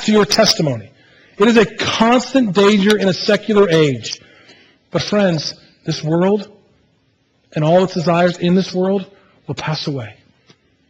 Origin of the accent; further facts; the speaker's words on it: United States; as an American church